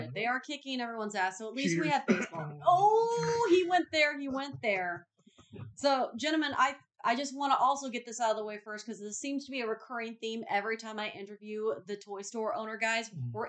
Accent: Houston, Texas, United States; moved away; they are based in my hometown of Houston, Texas.

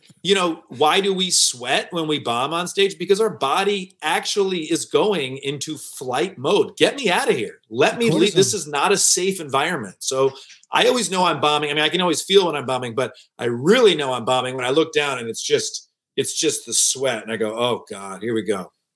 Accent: Detroit, Michigan, United States; moved away as an adult; also born or lived in New York / Los Angeles; downtown Detroit, my hometown.

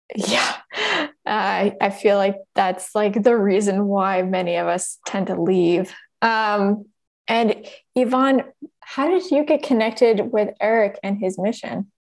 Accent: Oakland, California, United States; I grew up in Oakland

